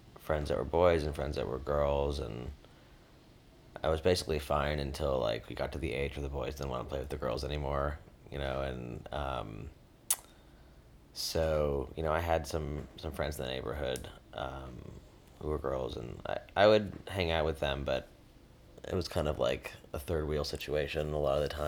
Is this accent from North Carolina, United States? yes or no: no; Lake Forest, Illinois, United States; also born or lived in Chicago; now in Brooklyn, United States; I was born in Chicago, grew up primarily in Lake Forest, Illinois, which is a suburb about 30 to 40 minutes north of Chicago